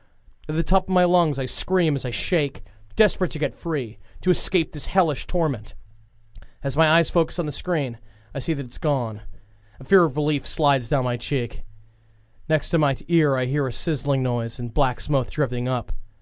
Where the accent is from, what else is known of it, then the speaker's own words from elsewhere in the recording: Los Angeles, California, United States; 35 years old. I'm from Los Angeles, California.